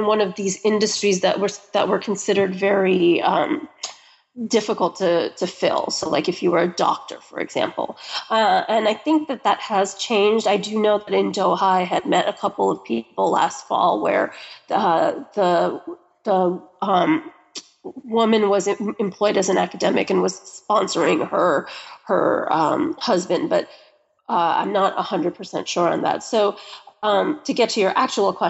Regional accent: United States; I'm American.

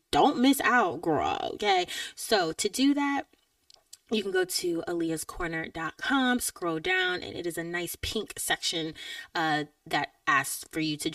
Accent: Georgia, United States; I'm from Georgia

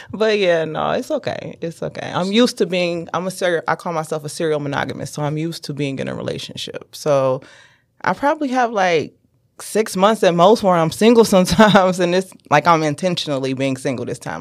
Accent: Detroit, Michigan, United States; also born or lived in South Carolina; now in Ann Arbor, United States; I'm originally from the East Side, Gratiot and Van Dyke

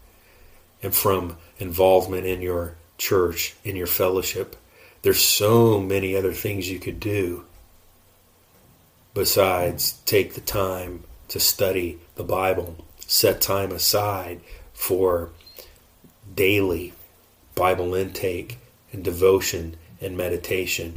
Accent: United States; I'm an American

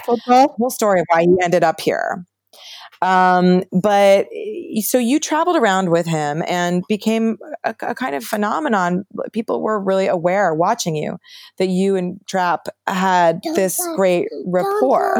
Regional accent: New Haven, Connecticut, United States; I'm from New Haven, Connecticut

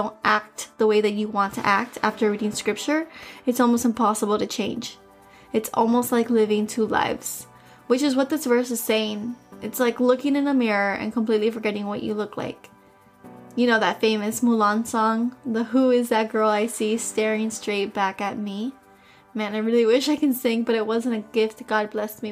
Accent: Miami, Florida, United States; accent: Spanish; I was born and raised in Miami, and all of my grandparents are from Cuba, or were from Cuba

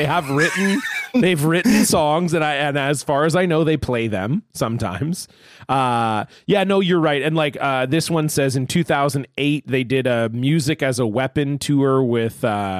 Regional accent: San Diego, California, United States; from San Diego.

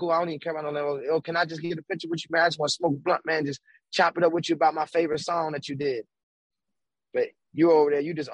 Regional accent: Baltimore, Maryland, United States; I'm a kid from Baltimore, right?

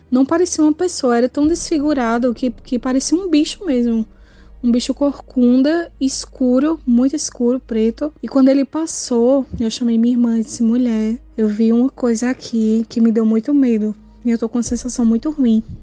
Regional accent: Pernambuco, Brazil; sou aqui de Pernambuco.

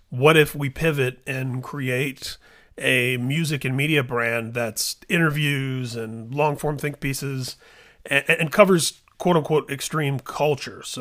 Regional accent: Midwest, United States; But you know, Corey and I were born the same year. We're both from the Midwest and we have so many of the same cultural reference points.

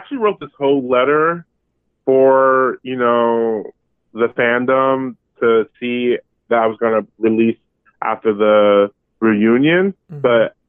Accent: Berkeley, California, United States; also born or lived in Modesto, California; now in Brooklyn, United States; I'm from the 510, and I'm from Berkeley, California, and proud of it.

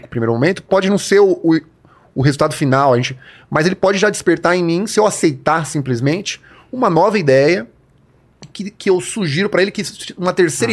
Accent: Mauá, São Paulo, Brazil; also born or lived in Zona Oeste, São Paulo; now in São Paulo, Brazil; Sou de Mauá, que também não falo mais, agora eu tô morando na Zona Oeste

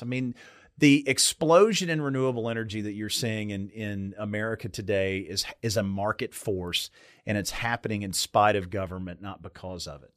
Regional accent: Meade County, Kentucky, United States; I grew up in Meade County, Kentucky

